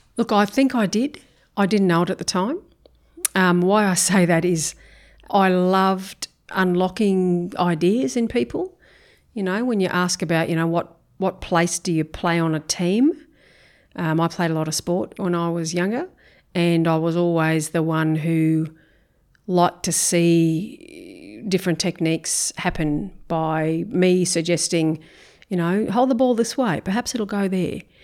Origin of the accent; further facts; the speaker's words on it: Brisbane, Queensland, Australia; moved away as an adult; now in Townsville, Australia; I grew up in Brisbane, um, northern suburbs of Brisbane